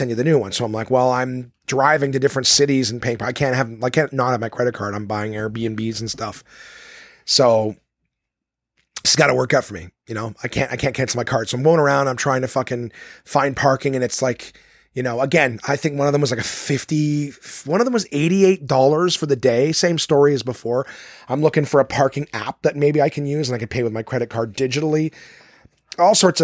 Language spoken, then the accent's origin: English; Ottawa, Ontario, Canada; this one was in my hometown of Ottawa